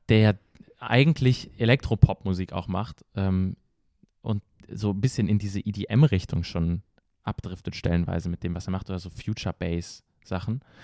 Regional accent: Paderborn, North Rhine-Westphalia, Germany; bei uns in Paderborn, Deutschland angekommen

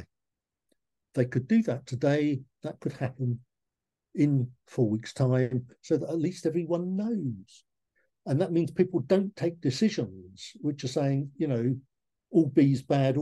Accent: Leigh-on-Sea, East of England, United Kingdom; I was born in Lee-on-Sea, just near Southend-on-Sea in Essex. I went to Lee North Street Primary School and Westcliff High School for boys.

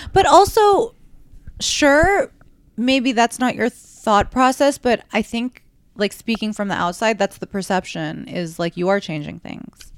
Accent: New York City, New York, United States; growing up in New York

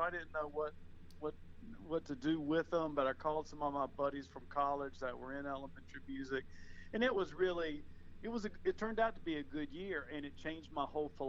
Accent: Jacksonville, Florida, United States; my mother was a native, too. So, okay. We go back a while. I was raised on the west side of Jacksonville.

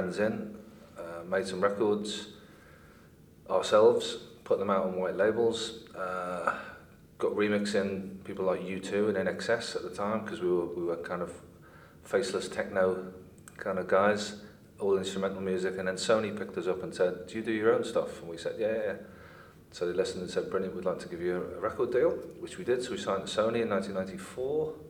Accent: Liverpool, North West England, United Kingdom; moved away as an adult; also born or lived in London; I grew up in Liverpool, was born and bred in Liverpool

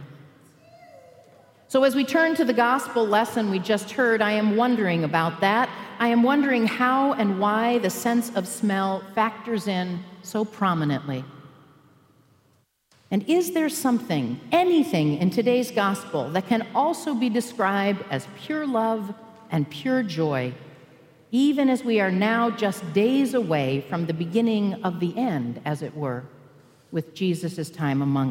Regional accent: Michigan, United States; also born or lived in Albuquerque, New Mexico; I grew up in Michigan

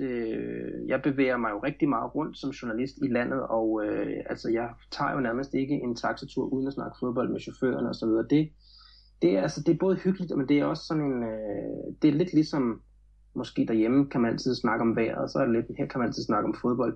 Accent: Glostrup, Capital Region of Denmark, Denmark; moved away as an adult; now in Florianópolis, Brazil; jeg voksede op i Glostrup i firserne, øh, lidt uden for København

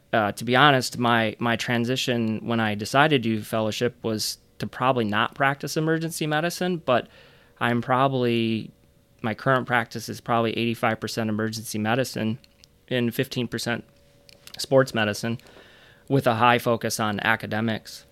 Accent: Flint, Michigan, United States; moved away as an adult; also born or lived in Chicago / Grand Rapids area (Grand Valley State); I grew up in Michigan. I grew up on the east side of the state in Flint

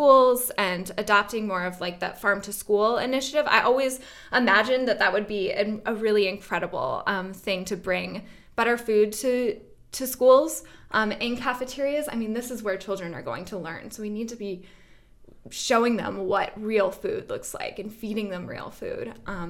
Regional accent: West Coast, Canada; now in Jamestown, United States; I'd never lived out in the Northeast before. I grew up out in on the West Coast in Canada.

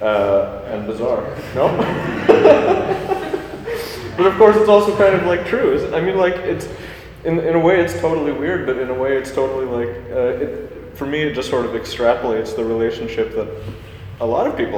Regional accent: Vancouver, British Columbia, Canada; I'm from Vancouver

